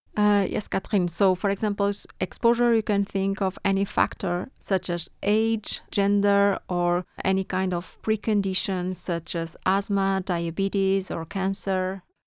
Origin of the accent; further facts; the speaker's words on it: Porto, Norte, Portugal; moved away as an adult; now in Stockholm, Sweden; I'm from Porto, the second largest city in Portugal